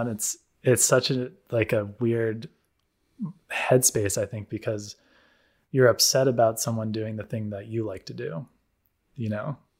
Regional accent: United States; moved away; growing up in the States

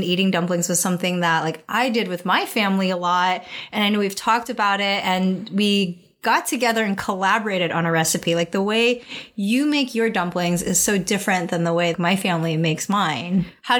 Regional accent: United States; Like, I am Chinese American. I speak Cantonese. I very much identify more with my American side

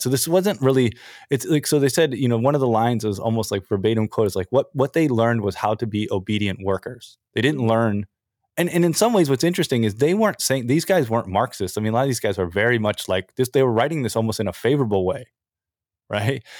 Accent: United States; now in Japan; I grew up in America in the nineties

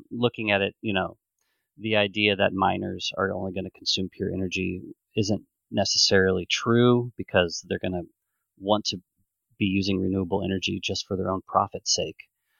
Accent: Omaha, Nebraska, United States; I'm originally from Omaha, Nebraska

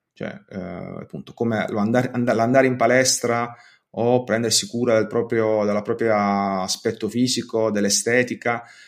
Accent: Bari, Apulia, Italy; sono di Bari

